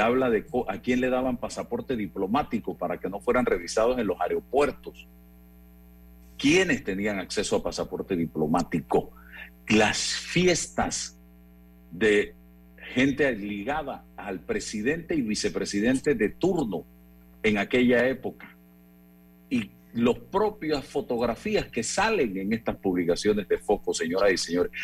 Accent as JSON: {"language": "Spanish", "town": "Chitré", "region": "Herrera", "country": "Panama", "tie": "born or raised there", "said": "allá en mi pueblo natal, Chitré, provincia de Herrera"}